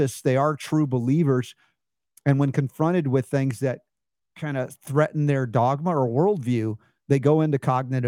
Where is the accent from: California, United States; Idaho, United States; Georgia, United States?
Georgia, United States; moved away; growing up in Georgia